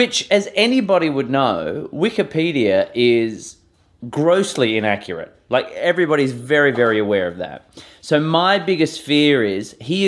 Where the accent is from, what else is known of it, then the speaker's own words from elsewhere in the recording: Perth, Western Australia, Australia; moved away as an adult; also born or lived in Melbourne, Australia; moving from my hometown of Perth in Western Australia